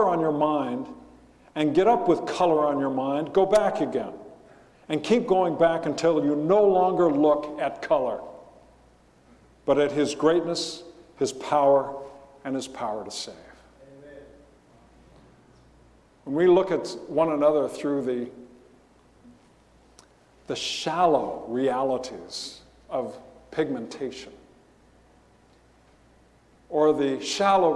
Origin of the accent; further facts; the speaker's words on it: Riverside, California, United States; When I was a kid growing up in Riverside